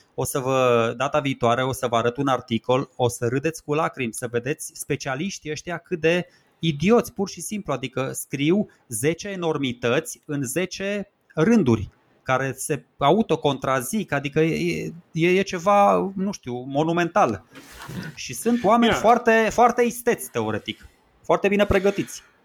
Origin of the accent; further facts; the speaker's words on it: Romania; suntem români